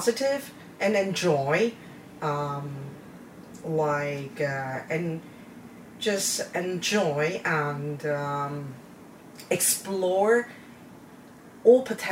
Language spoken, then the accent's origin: English; Taiwan; moved away; I was born in Taiwan, and my grandparents live in the village. So whenever we have holidays, we always went back to the village